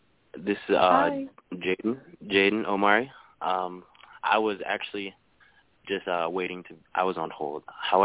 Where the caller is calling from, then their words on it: Iowa, United States; Calling from Iowa.